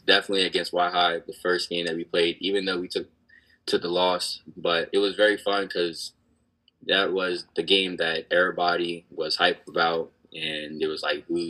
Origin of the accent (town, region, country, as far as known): Cambridge, Maryland, United States; born or raised there